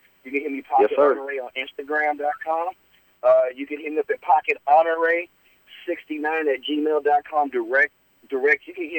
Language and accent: English; Louisiana, United States; moved away as an adult; now in San Francisco Bay Area, United States; I've been up here 4 years now. I'm originally from Louisiana, country boy.